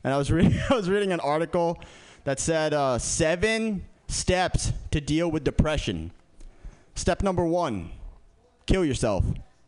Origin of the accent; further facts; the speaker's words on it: San Francisco, California, United States; I grew up in San Francisco. San Francisco is pretty liberal